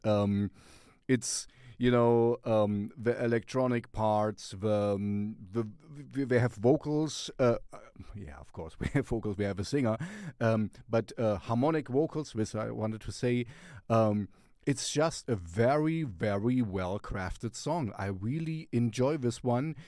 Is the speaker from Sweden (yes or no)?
yes; Sweden; we're from Sweden